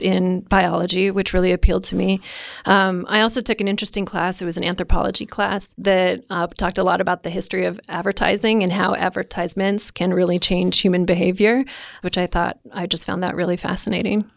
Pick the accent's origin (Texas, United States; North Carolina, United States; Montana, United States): Montana, United States; Missoula; moved away as an adult; also born or lived in Indiana; I grew up in Missoula, up the Rattlesnake, and, um, you know, as a typical eighteen-year-old, couldn't wait to leave.